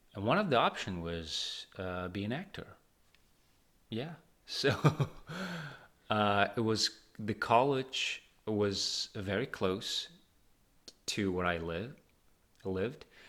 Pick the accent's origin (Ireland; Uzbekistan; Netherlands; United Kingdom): Uzbekistan; Tashkent; moved away as an adult; now in New York, United States; I grew up and raised in Tashkent, in the sunny Tashkent.